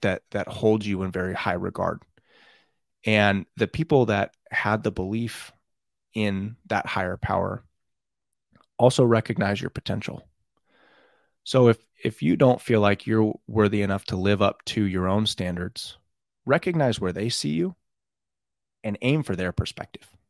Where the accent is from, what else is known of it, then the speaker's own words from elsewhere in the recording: Pleasanton, California, United States; I grew up in Northern California in Pleasanton